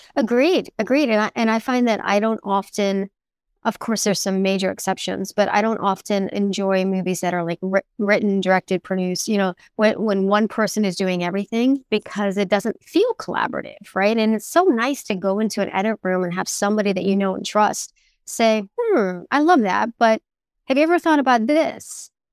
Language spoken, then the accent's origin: English; South Florida, United States; I was raised in South Florida